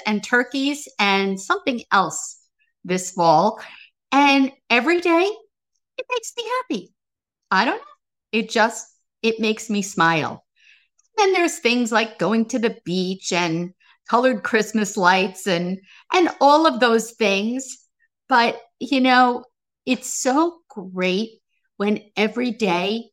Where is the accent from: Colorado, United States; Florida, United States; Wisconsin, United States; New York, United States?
New York, United States; Baldwin; I grew up on Roosevelt Street. This is in Baldwin, New York, in Long Island.